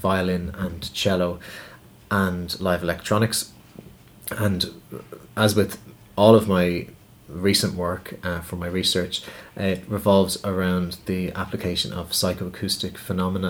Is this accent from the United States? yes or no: no; Dublin, Leinster, Ireland; a composer from Dublin